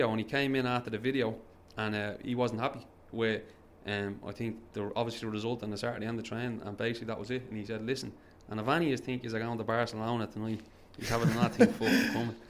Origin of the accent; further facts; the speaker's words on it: Dublin, Leinster, Ireland; moved away; also born or lived in Bolton / London; I'm from Dublin